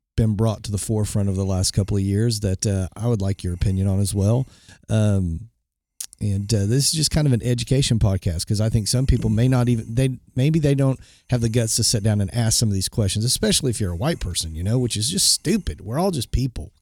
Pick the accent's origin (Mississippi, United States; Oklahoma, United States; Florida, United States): Oklahoma, United States; Bartlesville; when I grew up in Bartlesville, Oklahoma I was the token white kid